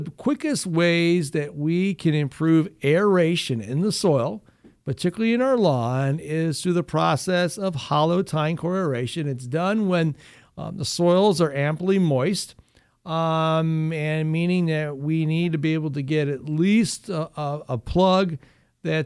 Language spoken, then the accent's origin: English; Findlay, Ohio, United States; That's where I was born and raised